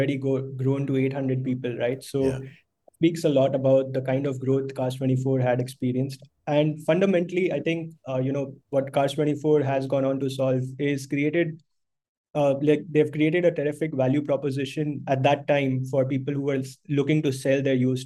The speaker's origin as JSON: {"language": "English", "town": "Mumbai", "region": "Maharashtra", "country": "India", "tie": "born or raised there", "also_born_or_lived": "Bangalore", "said": "I've basically been born and brought up in Bombay"}